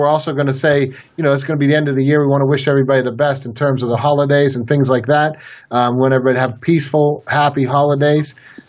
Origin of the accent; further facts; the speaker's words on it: Pittsburgh, Pennsylvania, United States; I grew up in Pittsburgh. You know, I'm from this area, so you grew up a Steeler fan